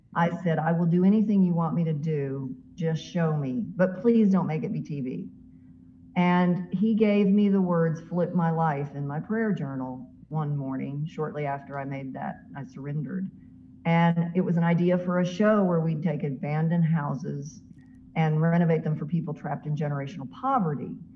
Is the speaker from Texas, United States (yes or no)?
no; Mascot, Tennessee, United States; moved away; my hometown where I grew up of Mascot, Tennessee